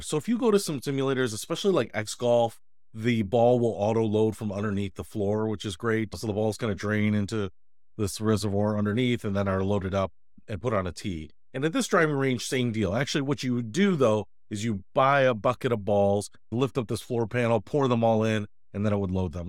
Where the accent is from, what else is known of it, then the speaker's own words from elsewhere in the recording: Detroit, Michigan, United States; moved away; went back to my hometown of Detroit